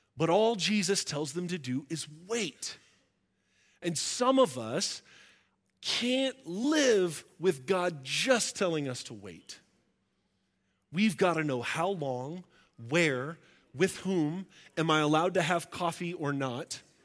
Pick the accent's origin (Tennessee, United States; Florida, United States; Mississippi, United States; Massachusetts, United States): Florida, United States; moved away; also born or lived in Tulsa, Oklahoma; I grew up in Florida